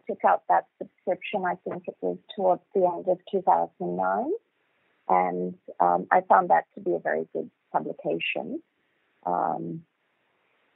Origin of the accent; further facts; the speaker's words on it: Johor Bahru, Johor, Malaysia; now in Australia; I'm from Malaysia originally, from Johor Bahru, which is at the southernmost tip of West Malaysia, just next to Singapore. I remember JB as a very charming seaside town when I was a kid.